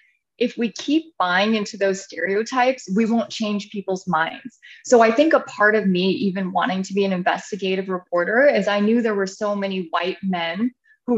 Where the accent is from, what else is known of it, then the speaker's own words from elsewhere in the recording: Santa Rosa, California, United States; also born or lived in Los Angeles, California; I grew up in California, Northern Bay Area in Santa Rosa.